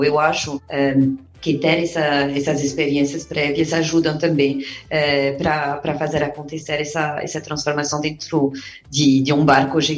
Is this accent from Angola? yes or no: no; France; now in Brazil; sou, sou, estrangeira, né? Sou, sou francesa e libanesa. Agora, na verdade, faz oito anos que, estou aqui no